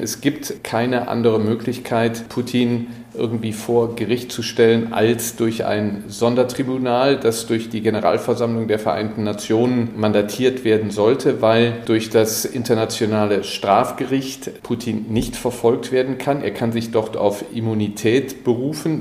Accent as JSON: {"language": "German", "country": "Germany", "said": "als Deutsche"}